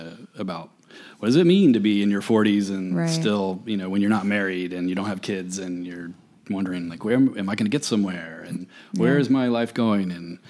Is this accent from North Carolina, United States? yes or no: yes; Winston-Salem, North Carolina, United States; moved away as an adult; also born or lived in Chapel Hill, North Carolina; now in Los Angeles, United States; I grew up in Winston-Salem. In North Carolina, home of RJR Tobacco.